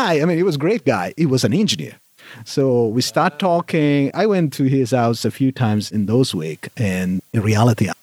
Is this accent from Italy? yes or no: yes; Italy; accent: Italianish; English is a second language; moved away as an adult; now in Texas, United States; my accent is still a bit Italianish